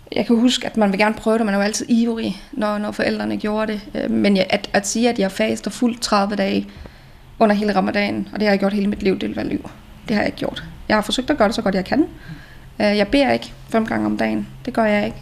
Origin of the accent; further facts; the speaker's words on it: Central Jutland, Central Denmark Region, Denmark; moved away as an adult; now in Copenhagen, Denmark; født og opvokset i Midtjylland, og flyttet her til, mm, skal jeg lige tænke mig om, snart ti år siden. Og har boet her i København sidenhen.